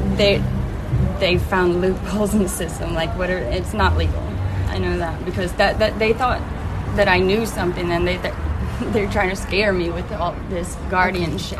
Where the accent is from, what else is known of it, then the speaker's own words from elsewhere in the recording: Meridian, Mississippi, United States; moved away as an adult; also born or lived in Florida / Tennessee; I was born in Meridian, Mississippi